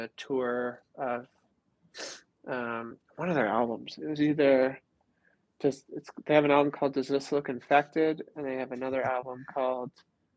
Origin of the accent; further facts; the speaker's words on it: Southern California, United States; I grew up in Southern California